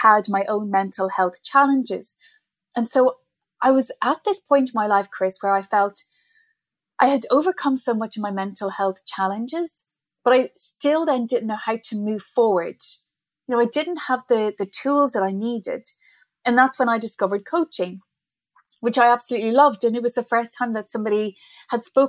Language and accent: English; Ireland; moved away as an adult; also born or lived in Middle East; now in New York City, United States; So I'm originally from Ireland. I'm not a New Yorker, as you can probably tell by my accent